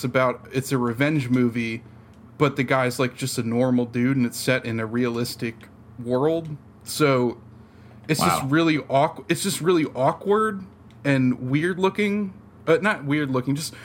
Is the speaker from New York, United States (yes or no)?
no; Jackson, New Jersey, United States; I'm from Jackson, Ocean County.